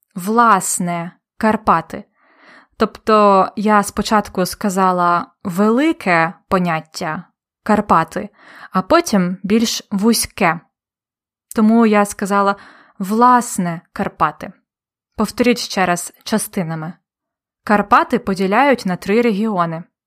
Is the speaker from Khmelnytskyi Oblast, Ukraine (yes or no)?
yes; Polonne, Khmelnytskyi Oblast, Ukraine; моє рідне місто Полонне